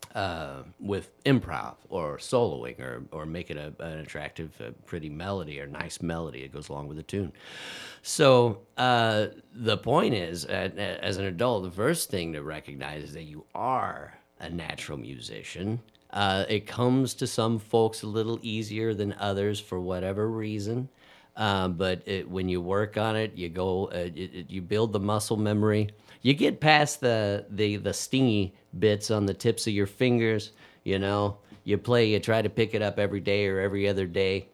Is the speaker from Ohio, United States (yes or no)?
yes; Dayton, Ohio, United States; I was raised in raised in Dayton